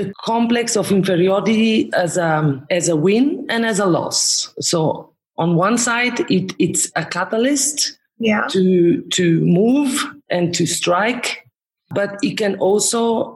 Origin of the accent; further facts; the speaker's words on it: Romansh-speaking part of Switzerland, Graubünden, Switzerland; moved away as an adult; also born or lived in Zurich; I am from the Romanish, Retro-Romanish part of Switzerland, now where I have brought my work. So I'm not anymore in the German part